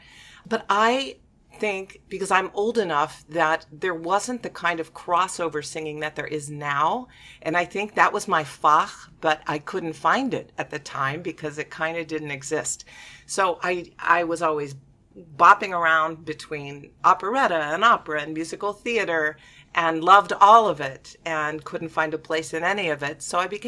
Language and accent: English; Pittsburgh, Pennsylvania, United States; moved away as an adult; also born or lived in Boston; now in Portland, United States; I grew up in Pittsburgh, Pennsylvania, and I was always singing from the age of 10.